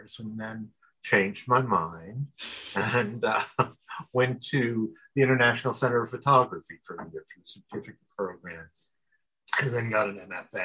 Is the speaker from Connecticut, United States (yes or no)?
no; Exeter, Pennsylvania, United States; I was born in Wyoming Valley in Exeter in 1955. And, you know, went to a parochial school, then went to high school in the Wyoming area.